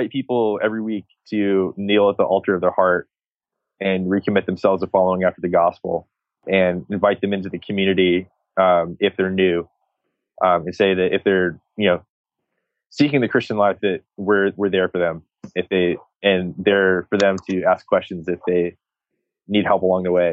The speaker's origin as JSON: {"language": "English", "region": "Texas", "country": "United States", "said": "I'm from Texas"}